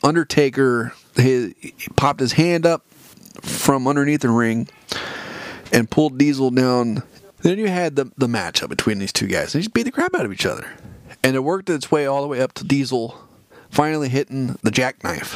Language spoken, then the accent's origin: English; California, United States; available to me here in California